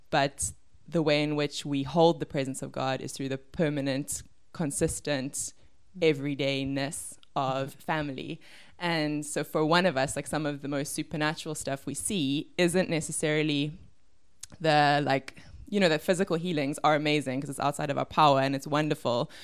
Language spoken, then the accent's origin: English; Cape Town, Western Cape, South Africa; I am from Cape Town. I grew up in Bergvliet.